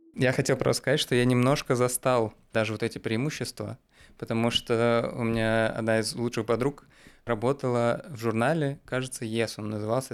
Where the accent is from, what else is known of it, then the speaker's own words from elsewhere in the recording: Ulyanovsk, Ulyanovsk Oblast, Russia; я, я из Ульяновска, и когда мы поступали, вот в 11 классе